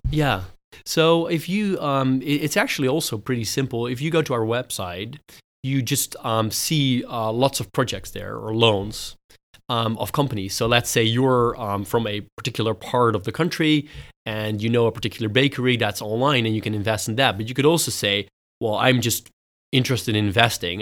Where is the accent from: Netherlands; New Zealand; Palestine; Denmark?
Netherlands; also born or lived in United States / United Kingdom; I grew up in the Netherlands, uh, but studied in the U S and in the U K